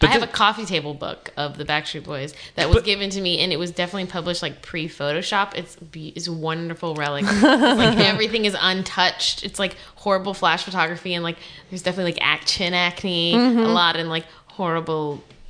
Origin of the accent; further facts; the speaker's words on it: Miami, Florida, United States; So I grew up in Miami, Florida.